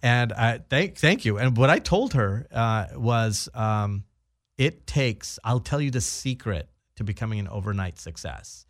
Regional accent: Orange County, Southern California, United States; I was born and raised uh, in Southern California. Mm-hmm. I'm actually uh, from Orange County

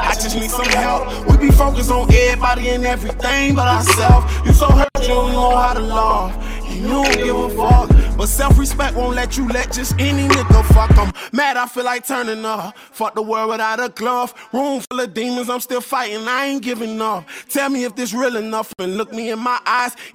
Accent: Chicago, Illinois, United States; I'm from Chicago. I'm behind my town.

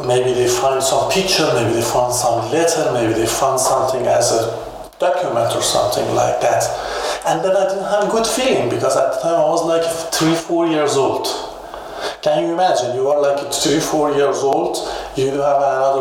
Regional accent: Iran; English is a second language; moved away as an adult; now in Germany; I used to have a problem in Iran about my religion

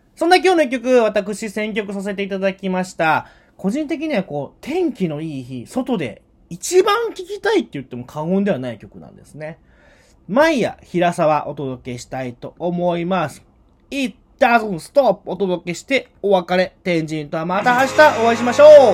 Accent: Nara, Japan; 私奈良出身

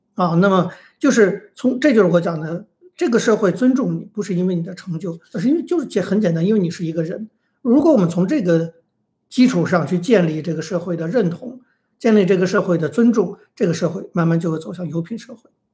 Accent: China; 因为我们是中国人

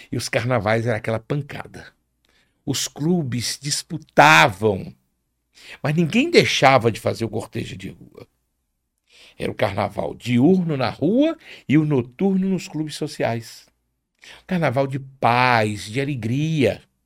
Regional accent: Rio de Janeiro, Brazil; moved away as an adult; now in Aracaju, Brazil; Eu nasci no Rio de Janeiro, eu sou de família tradicional pana e o carnaval, eu, na minha adolescência, morando na Penha

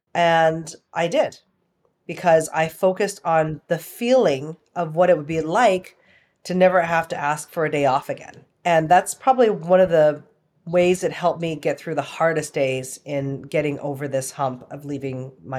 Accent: Canada; also born or lived in Toronto / Vancouver / Calgary / Hong Kong; now in Austin, United States; I live in Austin, Texas. I've been here for about 8 years now. I'm originally from Canada, like parts of Toronto, Vancouver, Calgary, and Hong Kong.

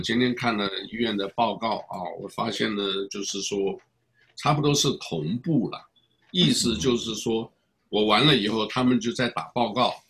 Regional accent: Taiwan; 我来自台湾啊，我当然老家是湖南衡阳

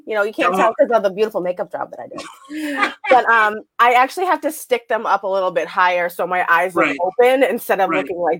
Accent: Weymouth, Massachusetts, United States; I'm from South Weymouth.

